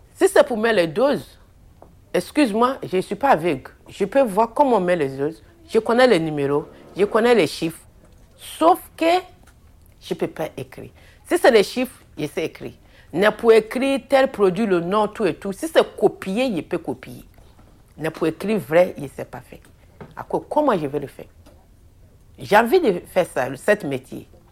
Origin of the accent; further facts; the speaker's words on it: Abidjan, Côte d’Ivoire; moved away as an adult; now in Belgium; Je suis née en Côte d'Ivoire, à Abidjan. Euh, je suis arrivée en Belgique en 2011.